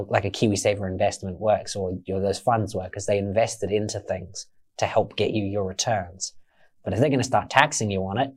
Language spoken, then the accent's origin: English; Australia; now in New Zealand; I am Australian